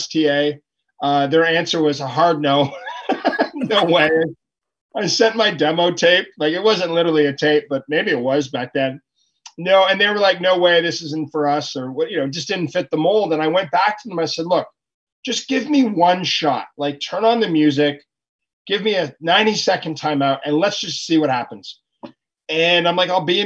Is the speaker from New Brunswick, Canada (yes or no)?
no; Ottawa, Ontario, Canada; I'm from Ottawa, Canada